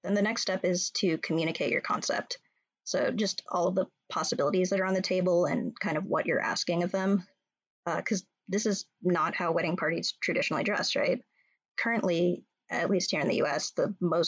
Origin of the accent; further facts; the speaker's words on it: California, United States; moved away as an adult; also born or lived in New York; now in Minnesota, United States; I'm from California, and I have a lot of ties to New York